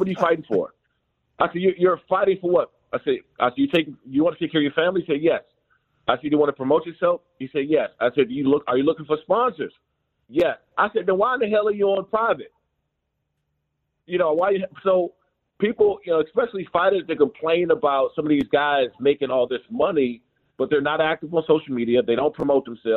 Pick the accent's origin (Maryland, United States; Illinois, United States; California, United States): Maryland, United States; Prince George's County; I'm from Prince George's County, Maryland, Washington, D.C. area